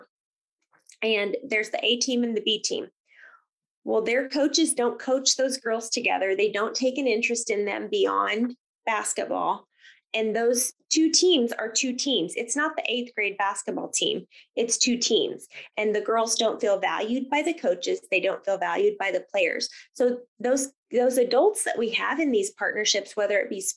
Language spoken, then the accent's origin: English; Grant County, Kansas, United States; also born or lived in Cowley County, Kansas; So I grew up in Grant County